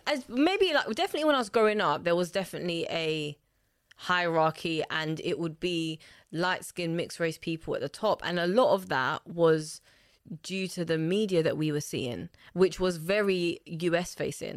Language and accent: English; London, United Kingdom; also born or lived in Lusaka, Zambia; I grew up between the two, uh, mainly in Lusaka, growing up until ten. And then when my parents, uh, separated, we then settled in Hackney